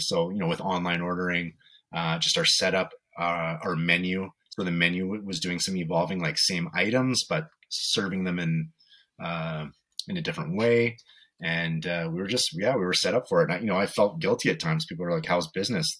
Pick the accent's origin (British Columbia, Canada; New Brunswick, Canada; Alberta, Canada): British Columbia, Canada; Vancouver; moved away as an adult; now in Edmonton, Canada; I grew up in Vancouver with my mom